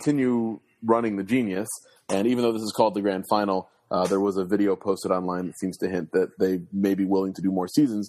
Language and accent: English; Chicago, Illinois, United States; as a Chicagoan, as a White Sox fan